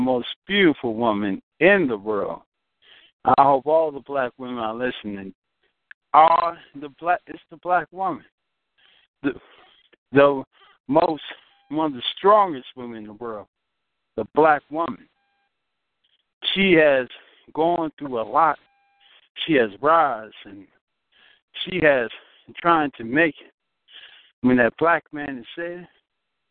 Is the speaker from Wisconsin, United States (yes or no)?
no; Washington, District of Columbia, United States; I'm originally from Washington, D.C. That's my birth.